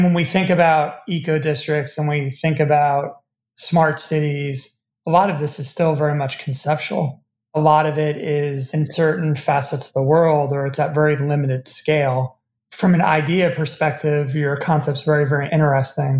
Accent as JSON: {"language": "English", "country": "United States", "said": "as an American"}